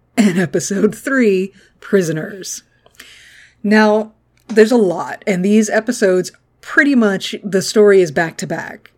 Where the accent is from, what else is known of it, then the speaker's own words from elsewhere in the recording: the American South, United States; I grew up in the American South